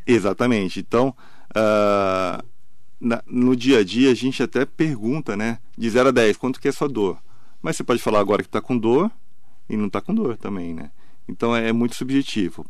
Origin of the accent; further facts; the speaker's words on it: Santos, São Paulo, Brazil; now in Mogi das Cruzes, Brazil; Eu sou de Santos. Eu sou, eu sou mais mogiano do que santista